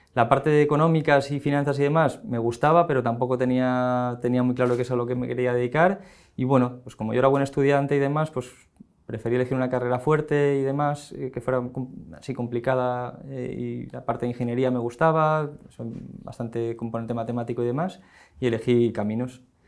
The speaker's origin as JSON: {"language": "Spanish", "town": "Valencia", "region": "Valencian Community", "country": "Spain", "moved": "as an adult", "lives_now": "Madrid, Spain", "said": "yo soy valenciano, entonces eh, viviendo en Valencia"}